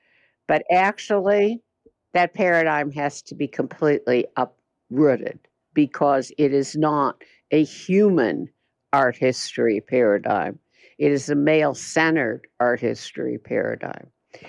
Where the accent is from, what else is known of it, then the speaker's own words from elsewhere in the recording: West Coast, United States; I was so out of step as an artist. I came from the West Coast, you know, but whatever.